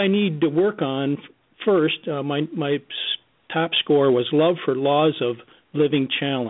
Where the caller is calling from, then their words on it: Grand Rapids, Michigan, United States; from Grand Rapids, Michigan.